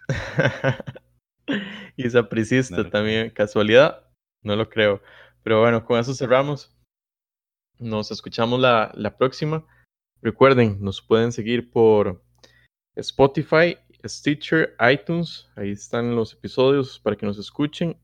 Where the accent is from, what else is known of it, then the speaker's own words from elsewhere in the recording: Costa Rica; somos los costarricenses